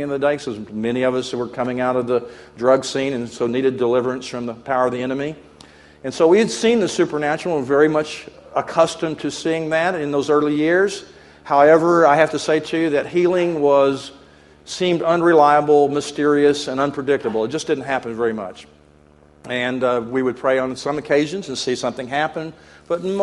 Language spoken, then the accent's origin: English; Texas, United States; I come from God's country, Texas